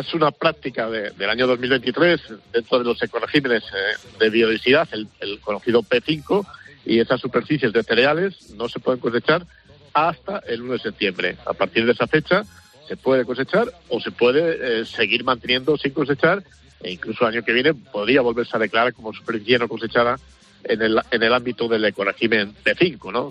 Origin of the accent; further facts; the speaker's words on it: Cevico de la Torre, Castile and León, Spain; Hoy estoy en, mi pueblo, en, Palencia, en el Cerrato, en Cervico de la Torre